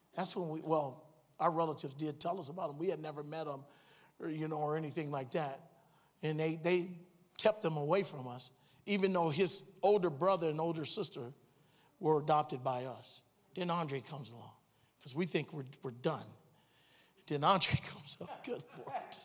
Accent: Cleveland, Ohio, United States; moved away as an adult; I was born and raised in Cleveland, Ohio

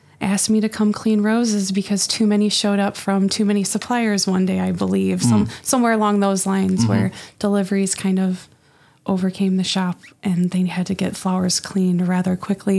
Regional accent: Sterling, Illinois, United States; moved away as an adult; now in Polo, United States; I live in Polo. I'm originally from Sterling

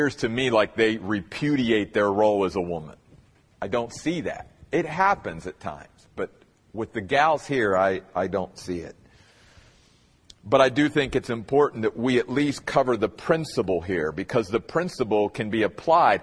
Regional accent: Eastern United States, United States; moved away; I grew up in the Church of the Brethren back east

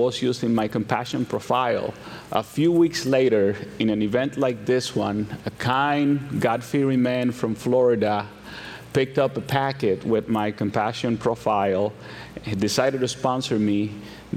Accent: Santo Domingo, Dominican Republic; moved away; I am originally from the Dominican Republic, and I was born to a single teenage mother. And when I was about a toddler, 3, 4, my mother wanted to pursue better opportunities for us. And she thought that the big city, the capital, was where those opportunities were going to come from. So she took me and we migrated to Santo Domingo.

